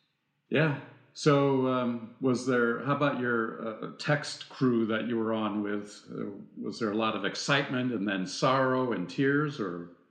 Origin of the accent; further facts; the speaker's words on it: Northern California, United States; I grew up in California, Northern California